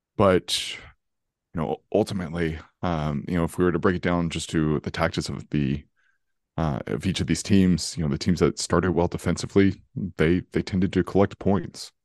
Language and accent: English; California, United States; now in North Carolina, United States; initially I'm from California, so the thing I love about, uh, the state is it's very steady. Uh, I could tell you what the weather is in my hometown today